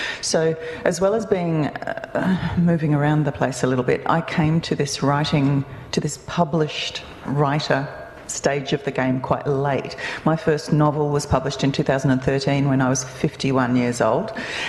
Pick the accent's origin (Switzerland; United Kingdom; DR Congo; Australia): Australia; moved away as an adult; now in New Zealand; I'm also an Australian writer. Probably depends on the audience I'm talking to. So I've lived in New Zealand for 22 years now, and I became a New Zealand resident last year.